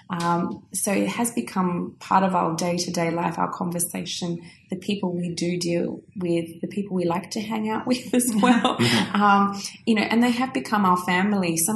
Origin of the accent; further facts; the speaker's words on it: Australia; you can hear I'm very Aussie again. Very Aussie again.